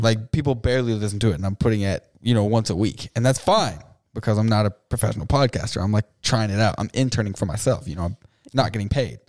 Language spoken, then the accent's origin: English; Lexington, Nebraska, United States; now in Kearney, United States; I'm from Lexington.